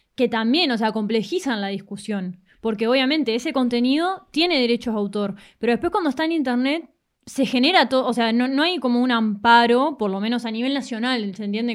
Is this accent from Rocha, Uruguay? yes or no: yes; La Paloma, Rocha, Uruguay; Yo crecí en La Paloma, en Rocha